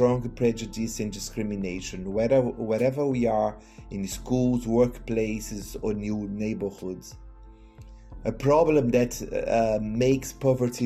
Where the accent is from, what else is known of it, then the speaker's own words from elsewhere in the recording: Brazil; I'm from Brazil